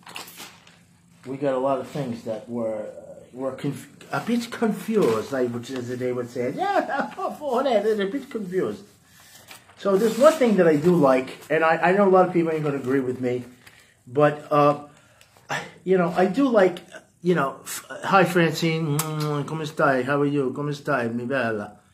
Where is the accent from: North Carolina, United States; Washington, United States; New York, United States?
New York, United States; accent: New York; moved away; I got a New York accent